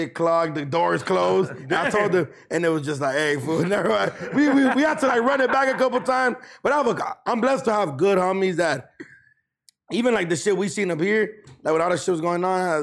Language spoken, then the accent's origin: English; Los Angeles, California, United States; we're from L.A., where you guys grew up around Latinos your whole life